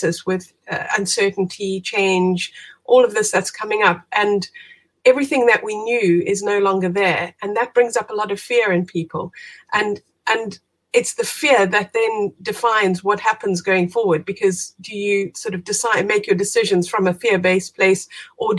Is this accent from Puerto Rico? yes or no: no; South Africa; moved away as an adult; now in United Kingdom; I am originally from South Africa, as you can hear. Moved out to the UK about 20 years ago now.